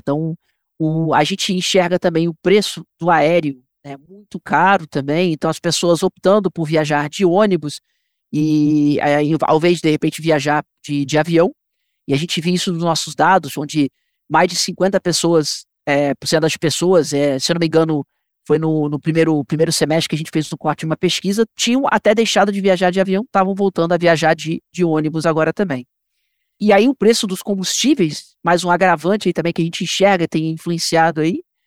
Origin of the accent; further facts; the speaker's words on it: Rio de Janeiro, Brazil; now in São Paulo, Brazil; Eu sou, sou carioca, moro em São Paulo